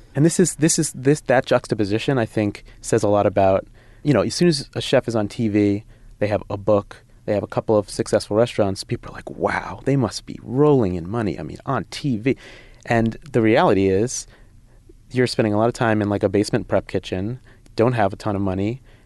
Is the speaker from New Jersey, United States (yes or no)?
yes; New Jersey, United States; now in Brooklyn, United States; I'm from Jersey